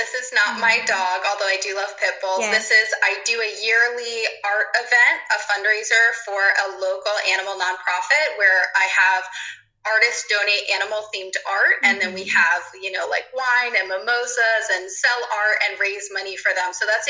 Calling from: Providence, Rhode Island, United States; I am joining you from Providence, Rhode Island on the East Coast.

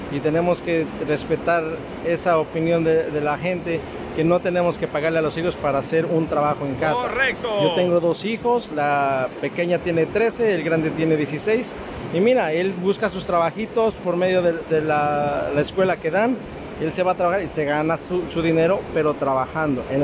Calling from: New York, United States; de Nueva York.

